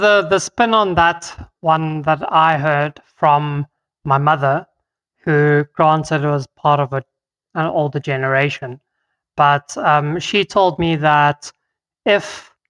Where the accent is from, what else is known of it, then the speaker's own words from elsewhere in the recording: South Africa; first language Afrikaans; English is a second language; My native tongue of Afrikaans, jacaranda.